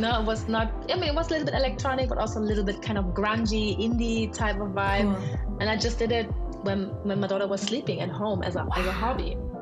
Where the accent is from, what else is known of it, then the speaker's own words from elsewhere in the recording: Germany; I am German Nigerian. My father was Nigerian. My mom is German. I am born in Germany